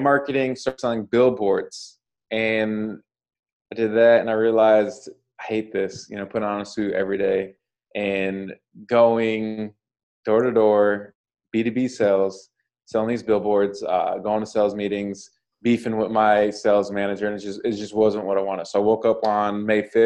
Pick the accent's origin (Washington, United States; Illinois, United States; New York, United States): Washington, United States; moved away; also born or lived in Chicago; I'm originally from Washington State